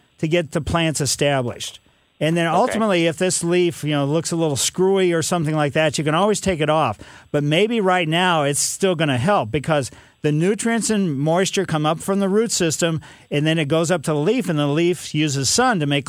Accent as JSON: {"language": "English", "town": "Ellisville", "region": "Missouri", "country": "United States", "tie": "born or raised there", "said": "I happened to drive down the street I grew up on Maple Lane in Ellisville"}